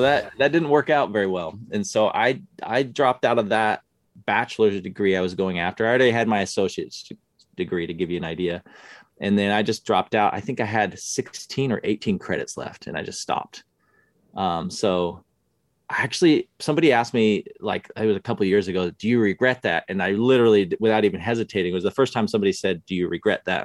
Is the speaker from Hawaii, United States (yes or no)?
no; Utah, United States; moved away as an adult; I grew up in Utah